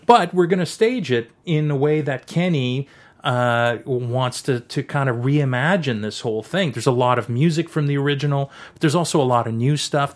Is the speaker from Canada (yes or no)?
yes; Canada; I'm a, I'm a Canadian, French Canadian